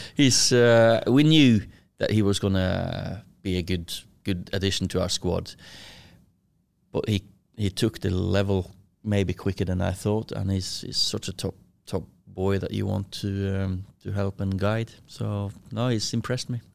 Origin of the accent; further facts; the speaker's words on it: Kristiansund, Møre og Romsdal, Norway; moved away as an adult; now in Manchester, United Kingdom; I was born in Christensen, little, uh, fishing village or a city, town, whatever you wanna call it, uh, twenty-five thousand. I lived in, um, house with, uh, me, with my sister, four years younger than me, mum and dad